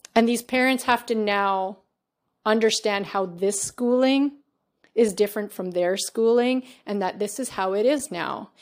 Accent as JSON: {"language": "English", "country": "Canada", "tie": "born or raised there", "said": "I'm always the kid that was born here"}